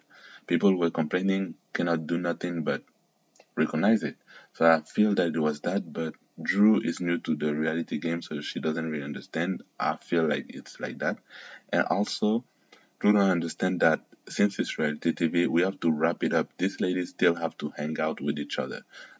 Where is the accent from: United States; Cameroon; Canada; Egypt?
Cameroon; also born or lived in Kenya; now in France; because I grew up in Cameroon slash Kenya, and obviously in these black dominated countries, you're not gonna have racism like that.